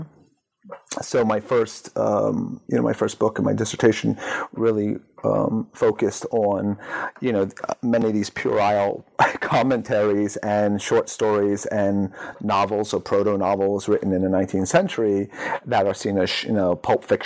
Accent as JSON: {"language": "English", "region": "New Jersey", "country": "United States", "tie": "born or raised there", "said": "Arab Americans like myself were sort of sitting at home in New Jersey"}